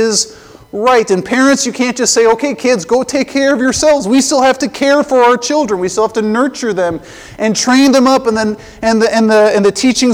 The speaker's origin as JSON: {"language": "English", "region": "Colorado", "country": "United States", "tie": "born or raised there", "said": "I grew up in Colorado"}